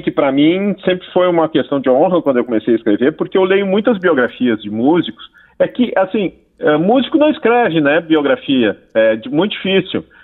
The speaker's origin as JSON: {"language": "Portuguese", "town": "Porto Alegre", "region": "Rio Grande do Sul", "country": "Brazil", "said": "eu me interesso uh, e pesquiso sobre a música de Porto Alegre, eu sou de Porto Alegre, né? Há 33 anos."}